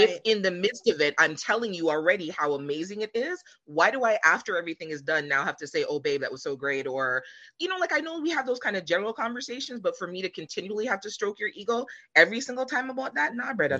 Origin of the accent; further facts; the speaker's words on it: Jamaica; moved away; I'm originally from Jamaica